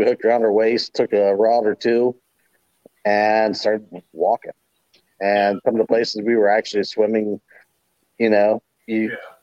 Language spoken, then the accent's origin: English; Hocking Hills area, Ohio, United States; I basically grew up kind of on it. We lived pretty close to what they call Salt Creek near me, over towards like Lorville, Hocking Hills area.